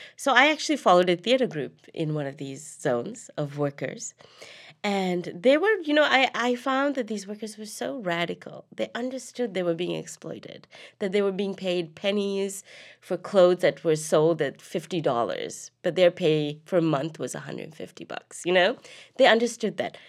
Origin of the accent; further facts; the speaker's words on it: Colombo, Western Province, Sri Lanka; moved away as an adult; I grew up in Colombo, the capital in the South